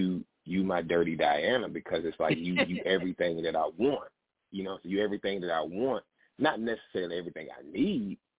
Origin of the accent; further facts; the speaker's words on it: Albany, Georgia, United States; now in New Jersey, United States; I'm calling from New Jersey, but I'm originally from Albany, Georgia.